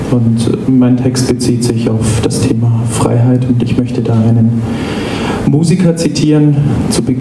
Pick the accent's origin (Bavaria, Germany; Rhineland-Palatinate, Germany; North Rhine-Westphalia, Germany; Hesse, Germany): Bavaria, Germany; now in Berlin, Germany; Ich komme aus Berlin, also eigentlich aus Bayern und als Bayer in Berlin merkt man relativ schnell, wie sich Ausländerfeindlichkeit anfühlt.